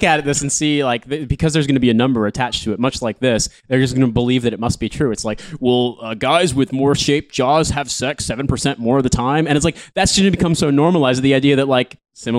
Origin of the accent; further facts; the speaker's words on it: United States; I'm from the United States. I'm from a country where there's no such thing as paid sick leave for most people.